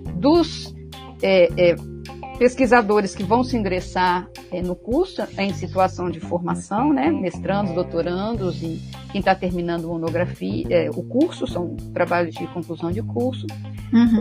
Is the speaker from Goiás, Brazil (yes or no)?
no; Minas Gerais, Brazil; also born or lived in Rio de Janeiro; now in Salvador, Brazil; Mineira, mineira